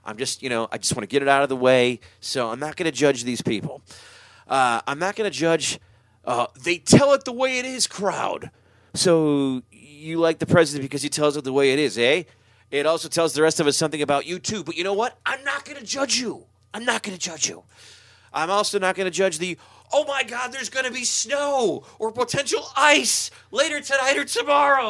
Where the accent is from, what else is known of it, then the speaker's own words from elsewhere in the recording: Chicago, Illinois, United States; moved away; I grew up in Chicago